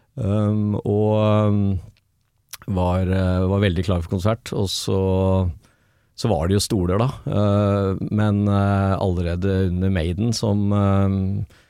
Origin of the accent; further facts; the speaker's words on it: Drammen, Buskerud, Norway; moved away as an adult; also born or lived in Oslo; hjembyen min Drammen.